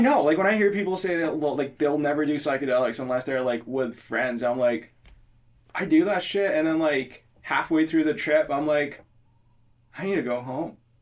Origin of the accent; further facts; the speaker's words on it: India; moved away; I'm from India